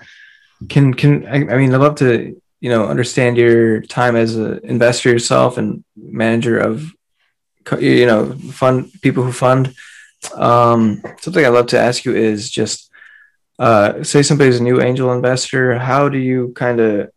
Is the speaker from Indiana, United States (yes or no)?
no; Silicon Valley, California, United States; I'm from Silicon Valley